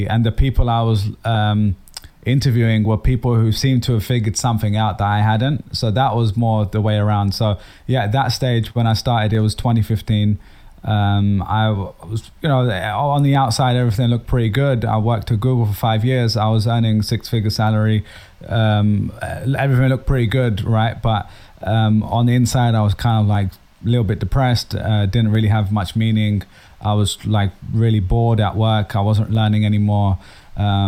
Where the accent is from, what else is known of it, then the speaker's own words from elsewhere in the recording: London, United Kingdom; moved away as an adult; also born or lived in Dublin, Ireland; now in New York, United States; I'm based in New York nowadays, but as you can probably tell, I'm originally from London. I grew up in London anyway.